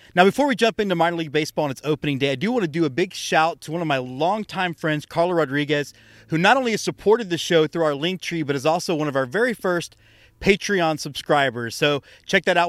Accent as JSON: {"language": "English", "region": "Texas", "country": "United States", "said": "being a Texan is very part of my identity"}